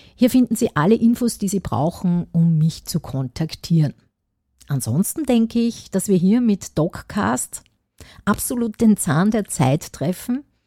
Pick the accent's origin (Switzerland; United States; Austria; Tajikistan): Austria; Upper Austria; ich komme aus Oberösterreich